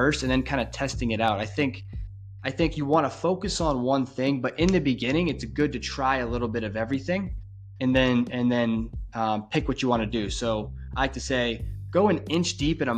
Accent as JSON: {"language": "English", "region": "New Hampshire", "country": "United States", "moved": "yes", "lives_now": "Florida, United States", "said": "I was originally from New Hampshire, and it is freaking rural up there"}